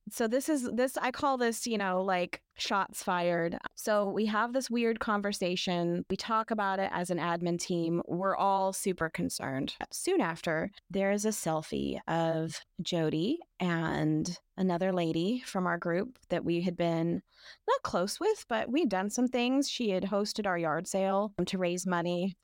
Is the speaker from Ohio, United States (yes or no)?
no; North Idaho, United States; moved away; also born or lived in Washington State; I had come from Washington State. I'm from North Idaho, kind of the land of crunchiness